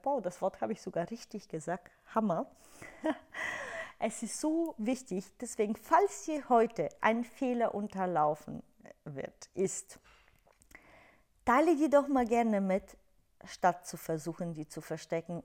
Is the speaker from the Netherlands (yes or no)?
no; Bulgaria; German is a second language; moved away; du hörst es ja in meiner Aussprache, ich komme aus Bulgarien, habe meinen Akzent, ich habe auch keine perfekte Grammatik.